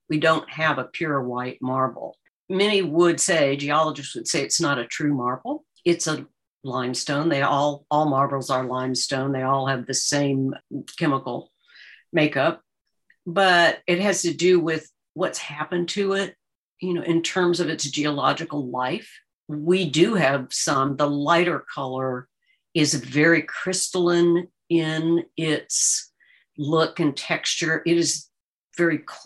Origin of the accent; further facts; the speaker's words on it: Arlington, Virginia, United States; moved away; I grew up in Arlington, Virginia